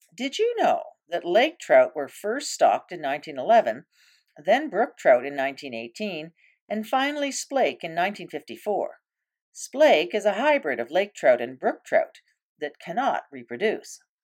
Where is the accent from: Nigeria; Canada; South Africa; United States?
Canada; Canoe Lake, Ontario; I was growing up on Canoe Lake